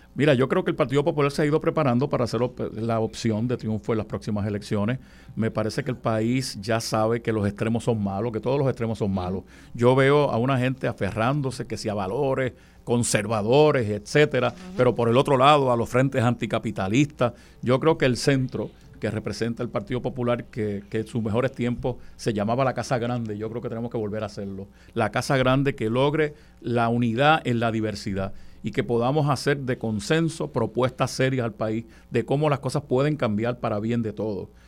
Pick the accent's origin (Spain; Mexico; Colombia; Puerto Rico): Puerto Rico; also born or lived in Comerío, Puerto Rico